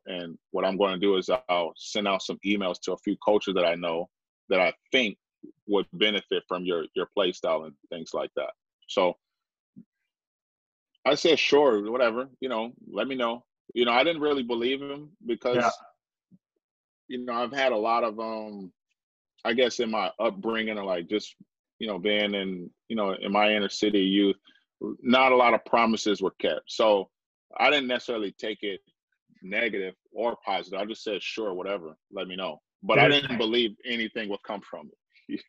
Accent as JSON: {"language": "English", "town": "Vancouver", "region": "British Columbia", "country": "Canada", "said": "I'm from Vancouver. You know, I live on Vancouver, Canada."}